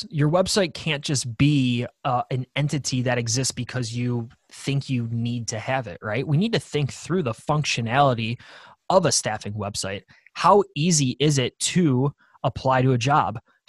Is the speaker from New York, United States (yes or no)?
yes; Buffalo, New York, United States; we're from Buffalo, New York, so we're going to have super Buffalo-driven imagery on our staffing website because this is where we're from and we're proud about it.